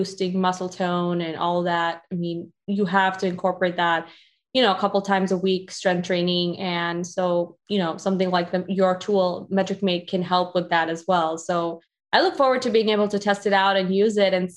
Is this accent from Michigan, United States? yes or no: no; Chicago, Illinois, United States; I grew up in Chicago